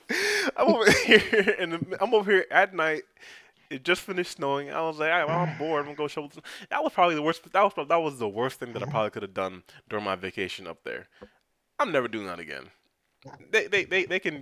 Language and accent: English; New York, United States; moved away; I was born and raised in New York, Queens, New York